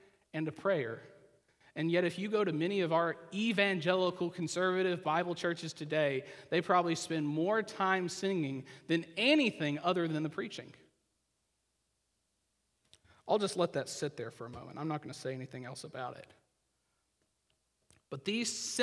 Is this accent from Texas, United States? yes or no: no; Oklahoma, United States; I grew up in the Christian church in Oklahoma, which meant I was really Baptist